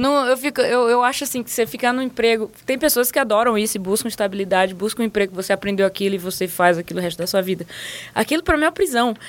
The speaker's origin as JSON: {"language": "Portuguese", "region": "Maranhão", "country": "Brazil", "also_born_or_lived": "England", "moved": "as an adult", "lives_now": "San Francisco, United States", "said": "eu sou do Maranhão"}